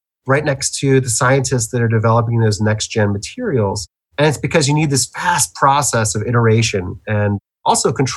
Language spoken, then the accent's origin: English; Baltimore, Maryland, United States; moved away; I'm from Baltimore originally